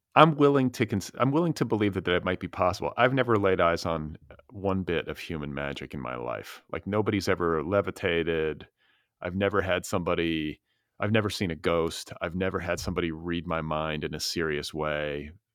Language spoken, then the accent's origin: English; Midwest, United States; also born or lived in Wisconsin; I'm from the Midwest